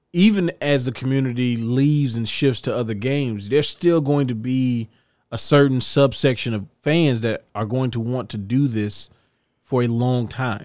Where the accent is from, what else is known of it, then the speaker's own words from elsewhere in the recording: United States; I'm an American